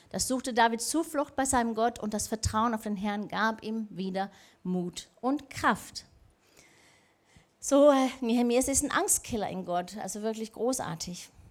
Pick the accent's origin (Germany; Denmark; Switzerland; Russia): Denmark; ich habe so einen Spaß gehabt, die letzten paar Wochen zu sehen, was mit meinem Heimatland Dänemark und Trump passiert ist.